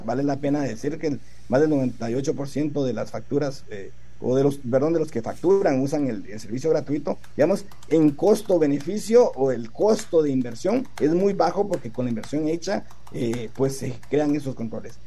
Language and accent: Spanish; Guatemala; nosotros mismos como guatemaltecos